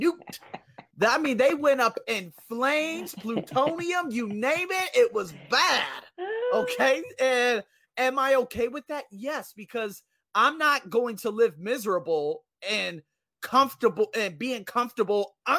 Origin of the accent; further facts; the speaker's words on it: Las Vegas, Nevada, United States; moved away as an adult; now in Thailand; I'm from Las Vegas. I live in the place called the West Side, close to the West Side, just below that. And every night I would hear gunshots